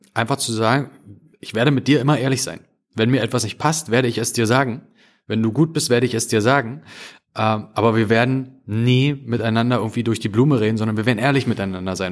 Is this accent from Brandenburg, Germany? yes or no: yes; Spreewald, Brandenburg, Germany; ich komme ja aus dem Spreewald, ich komme ja aus dem Osten